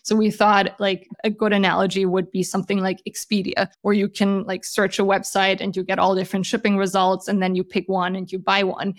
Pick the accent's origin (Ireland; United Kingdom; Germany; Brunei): Germany; moved away as an adult; also born or lived in Switzerland; now in San Francisco, United States; I, uh, was born and raised in Germany